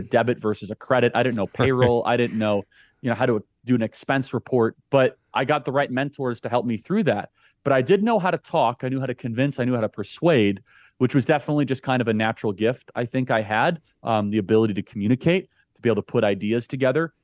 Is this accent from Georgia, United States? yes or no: no; suburbs of Chicago, Illinois, United States; I grew up in the suburbs of Chicago.